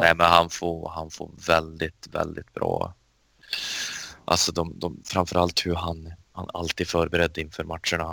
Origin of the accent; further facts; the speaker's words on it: Sweden; som svensk